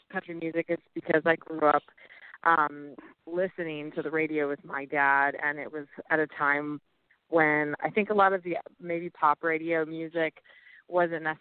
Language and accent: English; California, United States; which was weird in California. That was that was definitely an anomaly.